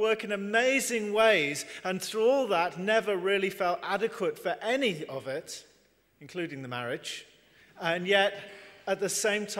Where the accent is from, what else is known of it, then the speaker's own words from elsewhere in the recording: England, United Kingdom; moved away as an adult; also born or lived in London / Northern Ireland; now in Taiwan; I've lived in Northern Ireland before, but 20 years ago, I'm originally from England, as you can tell by my accent.